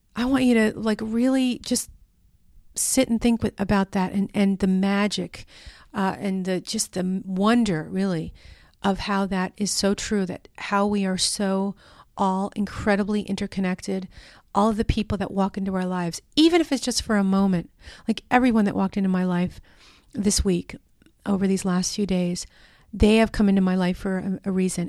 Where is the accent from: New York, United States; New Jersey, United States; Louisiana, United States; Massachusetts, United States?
New York, United States; moved away; I'm from New York. You know, that's where I'm from originally